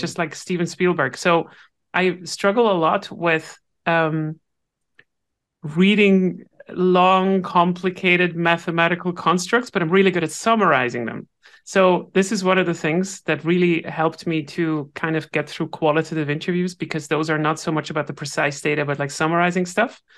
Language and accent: English; Switzerland; I'm Swiss